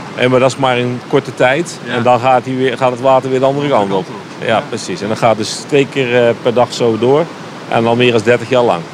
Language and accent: Dutch; Netherlands; wij als Nederlander